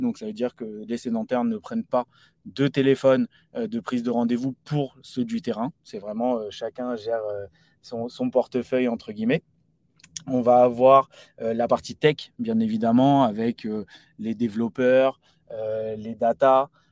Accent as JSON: {"language": "French", "area": "Paris region", "region": "Île-de-France", "country": "France", "said": "issu de la région parisienne"}